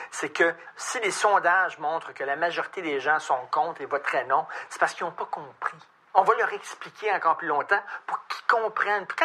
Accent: Vietnam; now in Canada; je suis vietnamienne.

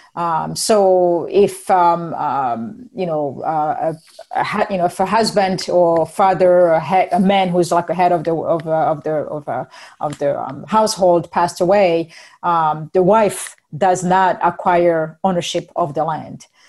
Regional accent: Burundi; moved away; I'm from Burundi first and foremost

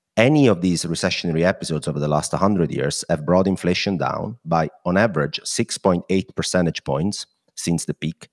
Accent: Italy; accent: Italian; my Italian accent

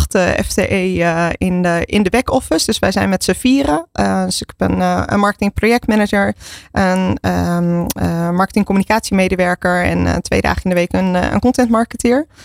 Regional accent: Zaanstreek, North Holland, Netherlands; also born or lived in Maastricht; Ik ben getogen in de Zaanstreek zelf. Nou ja. Eh, dus eh, ja, ik ben er opgegroeid.

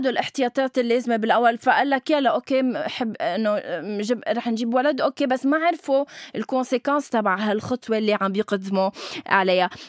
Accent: Syria; انا سوري بس من...

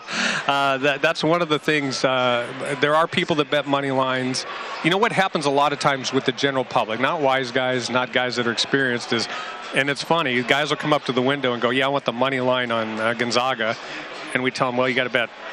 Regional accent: Midwest, United States; I'm from the Midwest

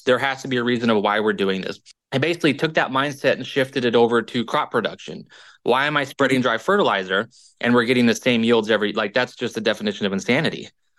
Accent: Illinois, United States; moved away as an adult; also born or lived in Kansas / North Central Iowa; now in Iowa, United States; So I'm originally from Illinois and I went to the Kansas State University.

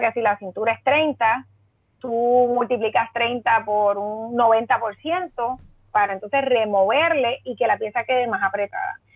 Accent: Mayagüez, Puerto Rico; also born or lived in San Juan, Puerto Rico / New York, United States; yo soy natural de Mayagüez

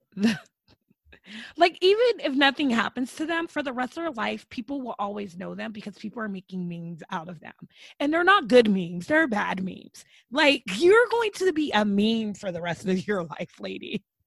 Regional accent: United States

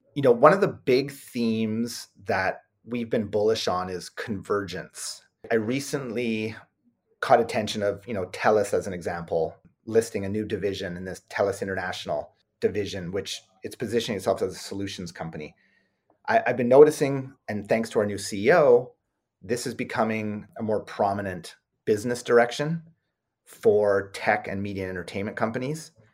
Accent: Canada; we're Canadian

